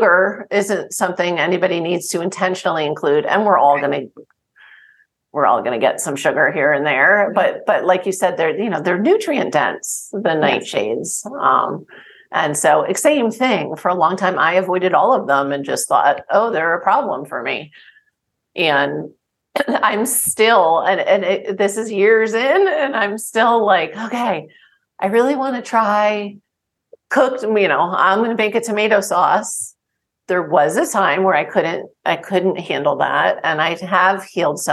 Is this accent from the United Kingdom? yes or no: no; New Jersey, United States; I grew up in New Jersey